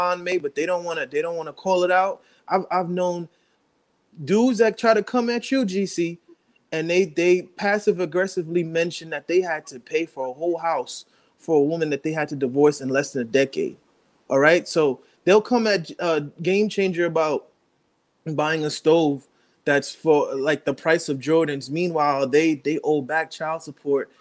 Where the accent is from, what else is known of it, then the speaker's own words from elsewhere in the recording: New York, United States; I'm from New York